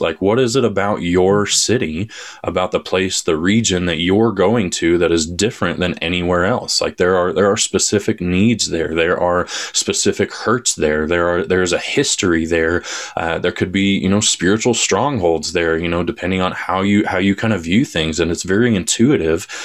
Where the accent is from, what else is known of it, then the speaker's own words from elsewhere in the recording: Colorado, United States; also born or lived in Joplin, Missouri; I was born and raised in Colorado.